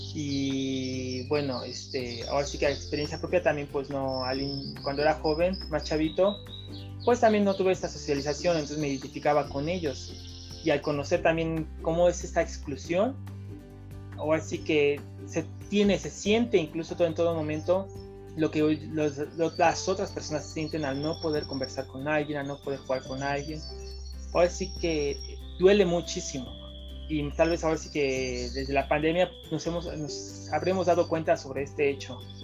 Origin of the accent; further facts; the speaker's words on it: Mexico City, Mexico; soy acá de la Ciudad de México